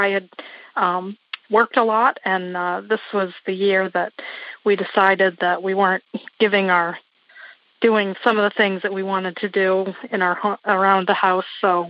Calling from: Wiscasset, Maine, United States; I'm calling from Wiscasset, Maine.

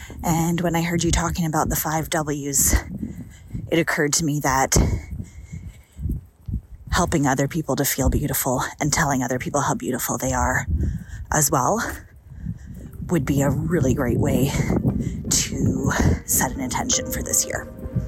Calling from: Canada; I am walking as we speak, and I am calling in from Canada.

